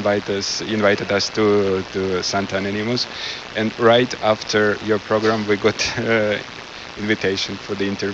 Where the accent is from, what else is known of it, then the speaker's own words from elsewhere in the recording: Ukraine; moved away as an adult; now in Canada; we're from Ukraine, and actually these days we celebrate our first year in Canada